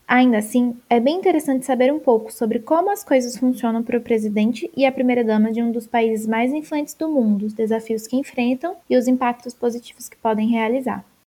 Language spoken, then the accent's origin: Portuguese; Brazil; nossa terra, do nosso Brasil